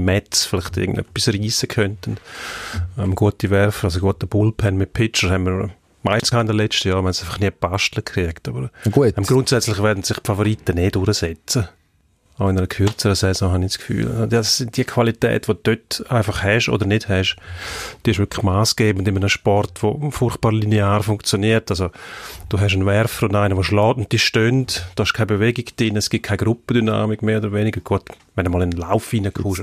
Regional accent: Switzerland; bei uns merkt man, in der Schweiz haben wir etwa eine gleichmäßige Verteilung

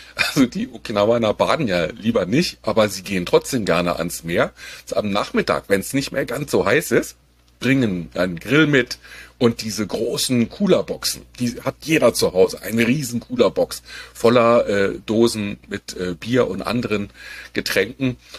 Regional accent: Berlin, Germany; als Berliner

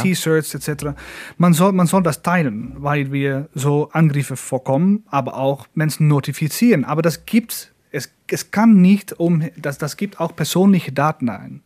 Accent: Netherlands; German is a second language

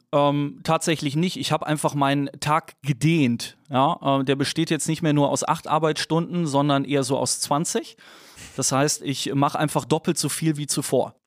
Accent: Dormagen, North Rhine-Westphalia, Germany; geboren in Dormagen zwischen Köln und Düsseldorf, ähm, tendierte aber immer deutlich mehr zu Köln, deswegen auch großer Fan des ersten FC Köln ganz wichtig. Ähm, bin dort ähm, aufgewachsen

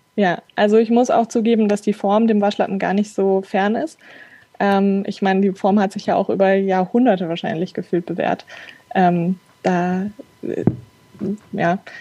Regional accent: Frankfurt, Hesse, Germany; moved away as an adult; now in Darmstadt, Germany; ich komme aus Frankfurt, ähm, bin aber jetzt schon seit einigen Jahren in Darmstadt

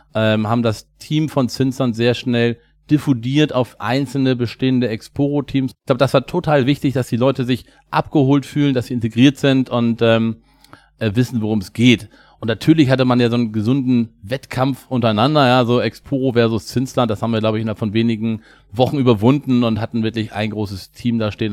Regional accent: Hamburg, Germany; Wir kommen beide aus Hamburg

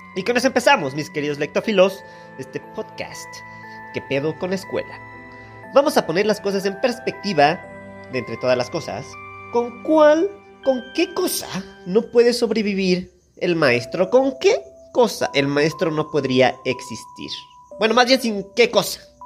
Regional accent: Mexico; Somos México, somos el Turquía latinoamericano.

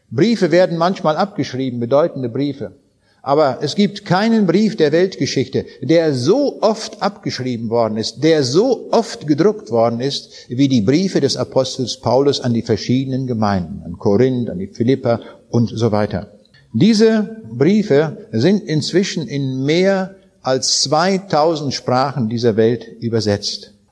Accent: Königsberg, Kaliningrad Oblast, Russia; Ich habe das abends an den Leuten dort in Königsberg auch gesagt. Das war mal meine Heimat, es ist nicht mehr.

